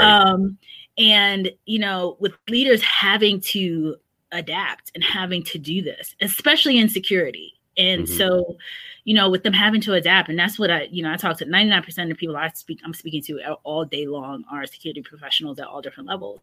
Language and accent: English; New York City, New York, United States; moved away as an adult; now in Northern Virginia, United States; growing up in New York